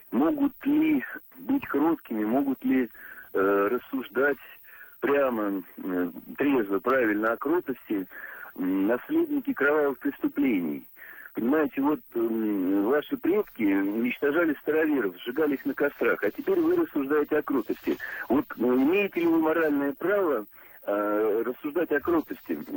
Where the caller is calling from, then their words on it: Pskov Oblast, Russia; я из Псковской области звоню.